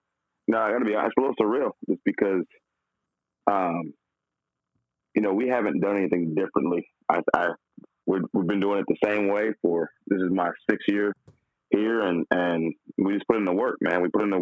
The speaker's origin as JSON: {"language": "English", "town": "Flint", "region": "Michigan", "country": "United States", "also_born_or_lived": "Texas", "said": "And my family is we're originally from Flint, Michigan."}